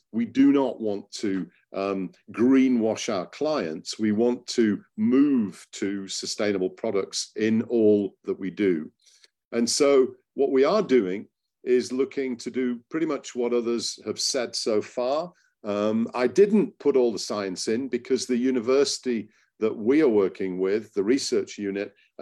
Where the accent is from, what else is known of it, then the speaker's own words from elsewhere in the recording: Hull, Yorkshire and the Humber, United Kingdom; moved away as an adult; also born or lived in Cottingham; came back to my hometown of Hull a few years ago